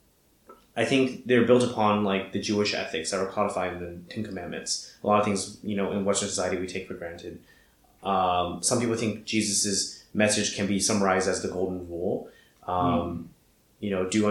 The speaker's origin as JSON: {"language": "English", "region": "Shanghai", "country": "China", "tie": "born or raised there", "said": "I was born and raised in Shanghai"}